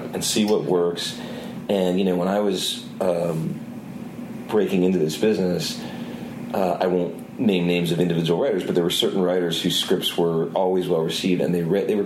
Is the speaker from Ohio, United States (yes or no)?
yes; Cleveland, Ohio, United States; moved away as an adult; I'm from the Cleveland area originally